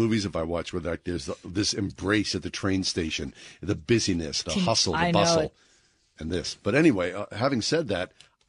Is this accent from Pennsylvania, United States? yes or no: yes; Swissvale, Pennsylvania, United States; in my hometown, there, like everybody's hometown, there was a train station. You could regularly take a train from Swissvale to downtown Pittsburgh.